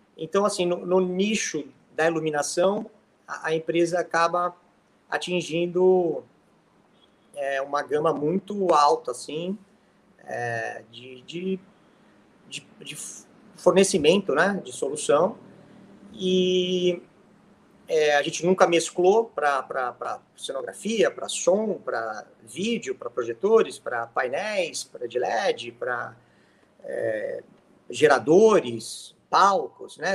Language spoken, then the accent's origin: Portuguese; Santos, São Paulo, Brazil; moved away as an adult; also born or lived in United States; now in São Paulo, Brazil; Passei numa faculdade aqui em São Paulo, eu venho de Santos